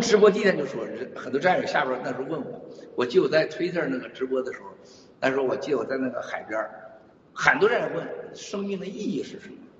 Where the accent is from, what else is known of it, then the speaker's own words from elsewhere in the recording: China; moved away; 我说我是大陆来的，但是我说我是反共的，爱台湾的